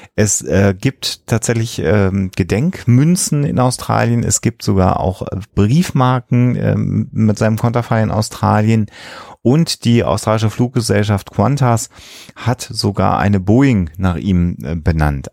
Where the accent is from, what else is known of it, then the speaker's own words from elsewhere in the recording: Germany; Bei uns in Deutschland